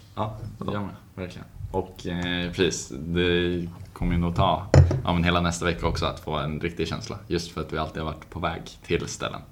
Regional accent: Sweden; moved away; jag är en svensk student

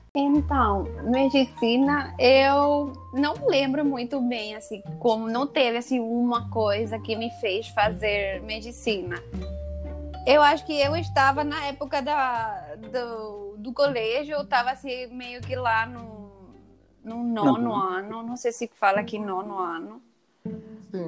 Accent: Paraguay; Portuguese is a second language; moved away as an adult; now in Rio de Janeiro, Brazil; eu sou do Paraguai, vim para aqui, para o Rio, para fazer a residência.

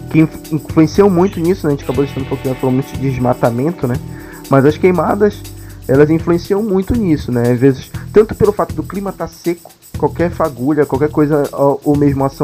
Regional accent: São Paulo, Brazil; tá, sou de São Paulo.

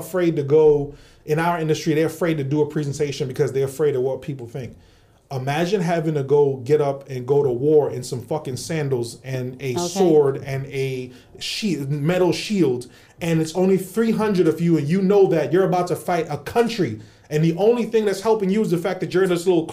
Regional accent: New York, United States; also born or lived in Brooklyn; Born and raised in New York, like that's our school trips

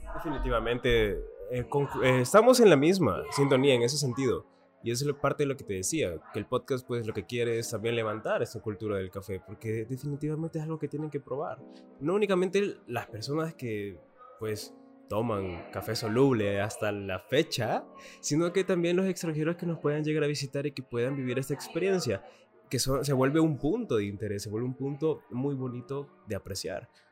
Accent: El Salvador; nos caracteriza como, caracteriza como salvadoreños

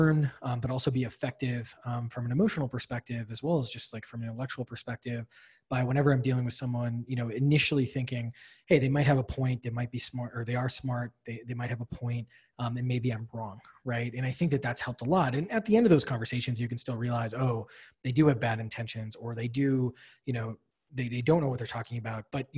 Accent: Wisconsin, United States; moved away as an adult; also born or lived in Illinois / Washington, D.C.; now in Boston, United States; I grew up in Wisconsin, in a town with more cows than people

